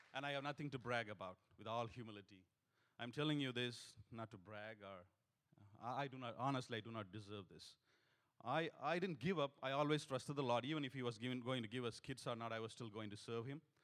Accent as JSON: {"language": "English", "country": "India", "also_born_or_lived": "Singapore", "moved": "as an adult", "said": "we come from India"}